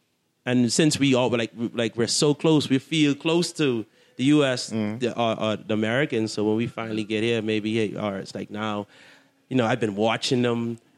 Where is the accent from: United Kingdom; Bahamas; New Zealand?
Bahamas; Nassau, New Providence; moved away as an adult; now in Atlanta, United States; we do that very well as Bahamians.